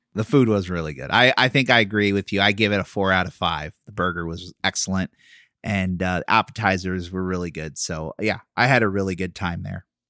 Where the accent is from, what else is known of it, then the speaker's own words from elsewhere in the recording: Philadelphia, Pennsylvania, United States; now in Florida, United States; I'm from Philadelphia